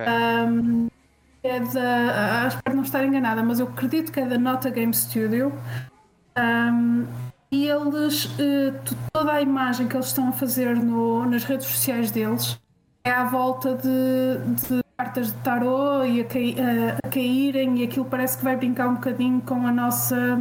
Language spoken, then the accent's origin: Portuguese; Portugal; sendo eu portuguesa